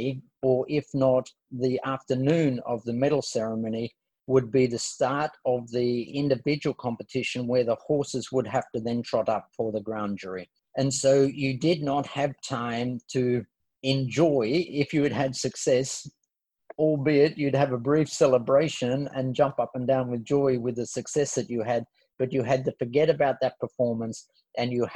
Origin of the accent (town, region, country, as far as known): Sydney, New South Wales, Australia; born or raised there